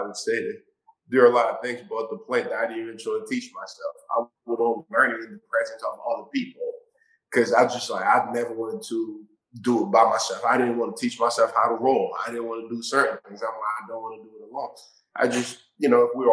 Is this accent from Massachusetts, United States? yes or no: yes; Somerville, Massachusetts, United States; I grew up in Massachusetts in Somerville, Mass